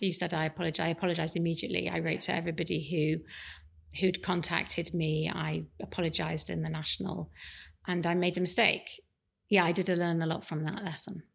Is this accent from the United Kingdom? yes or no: yes; Leeds, Yorkshire and the Humber, United Kingdom; I grew up in Leeds